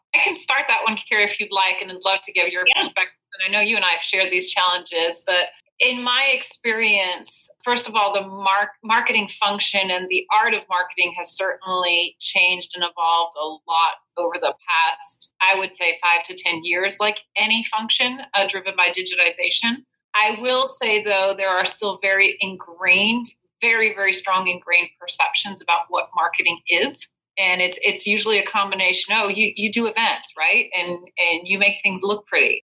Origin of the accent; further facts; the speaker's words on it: Belgium; moved away as an adult; now in United States; I'm originally from Belgium